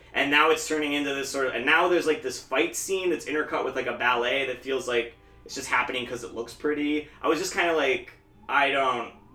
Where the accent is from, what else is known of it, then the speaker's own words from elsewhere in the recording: Williamsport, Pennsylvania, United States; my hometown of Williamsport